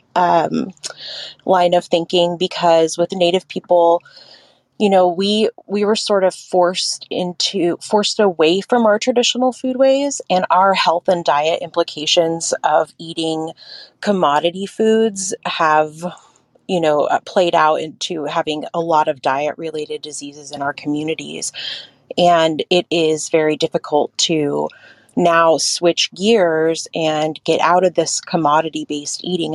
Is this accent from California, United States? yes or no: yes; Hoopa Valley Indian Reservation, California, United States; now in Bay Area, United States; I'm Karuk and I grew up in the Hoopa Valley Indian Reservation, and I am currently on Hoiman Coast Miwok territory in the Bay Area.